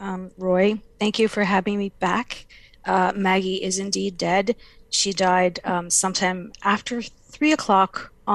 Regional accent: Stephenville, Newfoundland and Labrador, Canada; it turns out we're both from Stephenville, Newfoundland

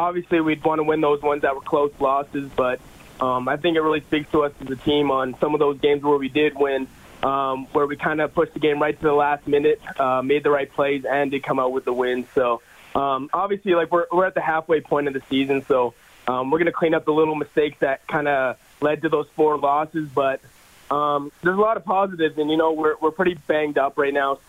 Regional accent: Edmonton, Alberta, Canada; born or raised there; moved away as an adult; now in Calgary, Canada

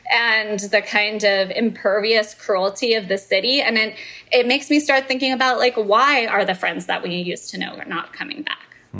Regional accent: the Bay Area, California, United States; moved away as an adult; also born or lived in Manhattan, New York; now in New York, United States; I definitely heard it for the first time during my early years of living in Manhattan as an adult. I grew up in the Bay Area, but my mom grew up in Manhattan and in Washington Heights specifically.

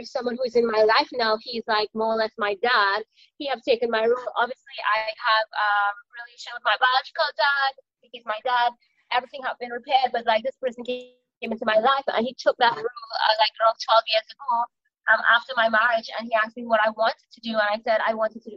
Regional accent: Trinidad & Tobago; moved away; I am from Trinidad and Tobago in the Caribbean. So I'm an island girl

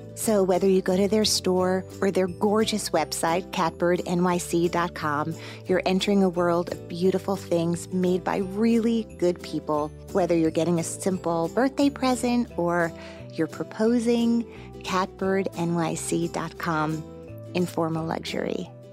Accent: New Jersey, United States; I grew up in New Jersey.

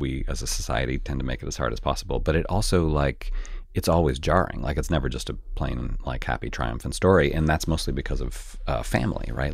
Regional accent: Canada; moved away; I grew up in Canada where the class system is pretty different than it is here

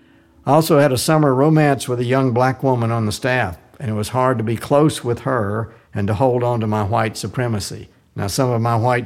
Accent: Arkansas, United States; moved away; growing up in Arkansas.

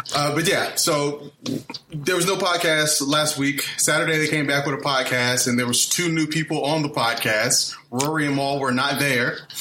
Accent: Fort Lauderdale, Florida, United States; moved away as an adult; now in Los Angeles, United States; I'm from Fort Lauderdale, Florida.

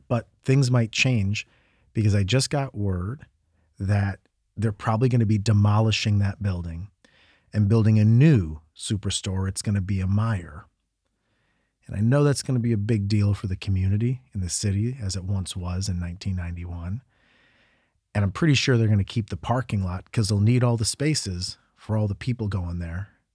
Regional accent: Medina, Ohio, United States; also born or lived in New York; my hometown of Medina, Ohio

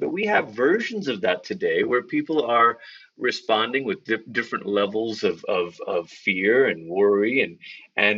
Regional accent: Malaysia; now in Colorado Springs, United States; I grew up in Malaysia

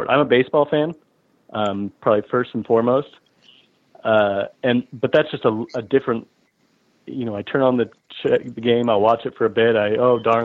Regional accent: Omaha, Nebraska, United States; I'm sitting here in Omaha, Nebraska, right? Okay. This is my hometown

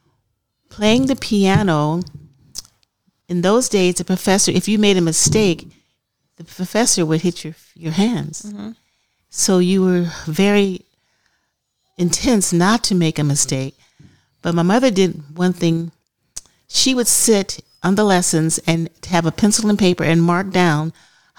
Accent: Los Angeles, California, United States; also born or lived in Altadena, California / Marina del Rey, California; in the back bedroom of 1522 East 55th Street in Los Angeles, California

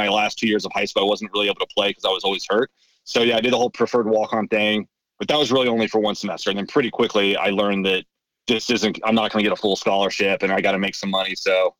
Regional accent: Kansas City, Missouri, United States; also born or lived in San Francisco / Nashville / Chicago; I was born in San Francisco. I moved around quite a bit as a kid, spent some time in Nashville, Chicago, ultimately spent most of my time in Kansas City. So that's really where I consider myself from.

